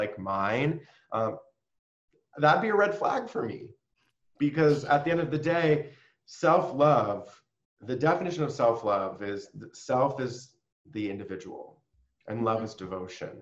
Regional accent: San Diego, California, United States; moved away as an adult; also born or lived in New York City; I moved from New York City where I was living back home to San Diego

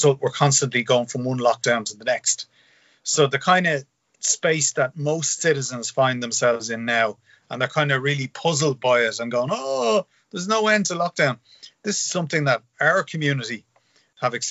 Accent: Dublin, Leinster, Ireland; I grew up in Finglas.

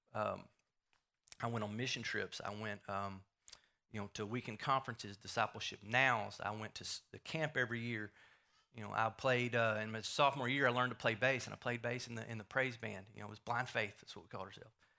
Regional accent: Wills Point, Texas, United States; I grew up here in Wills Point, um, born and raised in Wills Point.

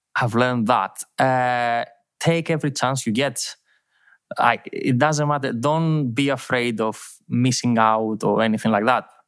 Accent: Thessaloniki, Central Macedonia, Greece; English is a second language; moved away as an adult; now in Milos, Greece; I'm from Thessaloniki. I've, um, I've born and lived my life, uh, in a small town outside Thessaloniki

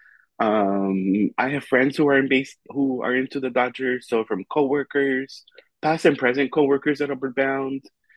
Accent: Los Angeles, California, United States; I'm born and raised in Los Angeles

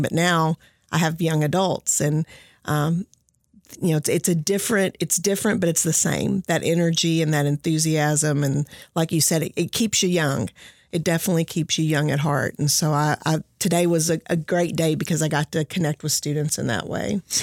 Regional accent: Henderson County, Kentucky, United States; I came here from Henderson County.

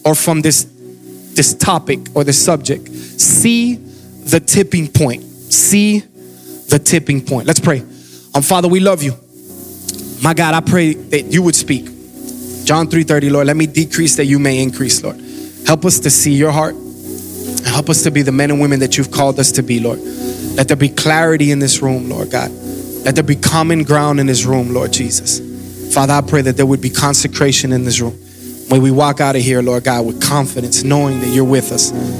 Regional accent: Miami, Florida, United States; moved away as an adult; I'm from Miami, Florida.

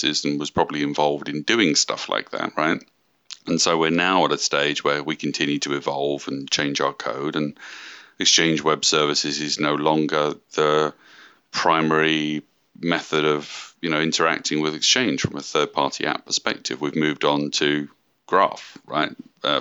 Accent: United Kingdom; moved away as an adult; now in Redmond, United States; I'm from the UK, moved out to Redmond in 2008

